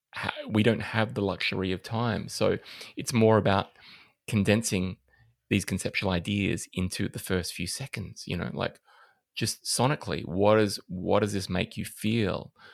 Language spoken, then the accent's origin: English; Adelaide, South Australia, Australia; moved away; I'm originally from Adelaide